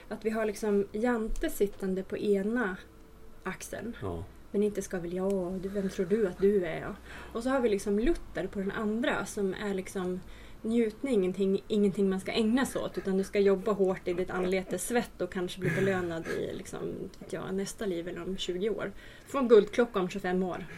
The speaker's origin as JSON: {"language": "Swedish", "area": "Hälsingland", "region": "Gävleborg County", "country": "Sweden", "said": "både du och jag är från Hälsingland"}